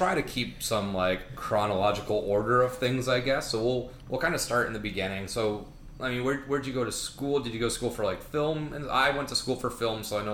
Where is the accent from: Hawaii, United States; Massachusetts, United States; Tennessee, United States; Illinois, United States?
Massachusetts, United States; now in Florida, United States; We're from Massachusetts originally